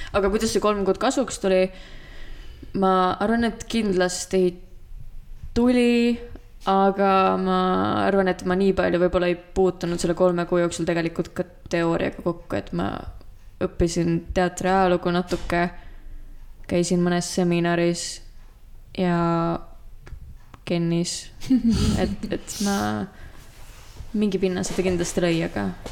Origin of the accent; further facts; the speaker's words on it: Estonia; also born or lived in Tartu; ma olen maalt pärit